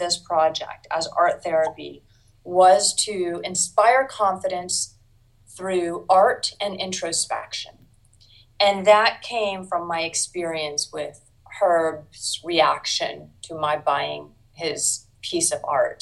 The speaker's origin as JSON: {"language": "English", "town": "Washington", "region": "District of Columbia", "country": "United States", "tie": "born or raised there", "said": "I grew up in Washington, D.C., lived here almost my whole life"}